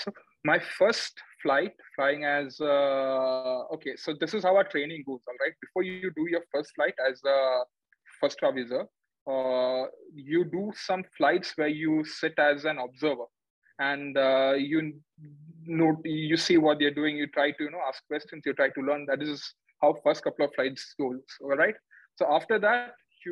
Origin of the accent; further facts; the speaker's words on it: Kerala, India; moved away; I'm from Kerala